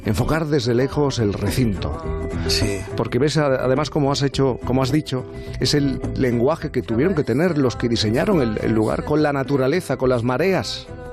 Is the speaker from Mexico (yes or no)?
no; Mediterranean coast, Spain; los que somos más del Mediterráneo